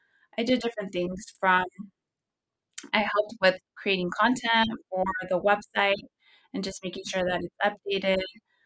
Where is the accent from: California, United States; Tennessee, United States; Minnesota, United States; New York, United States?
California, United States; I personally enjoy it because I'm originally from the Central Valley.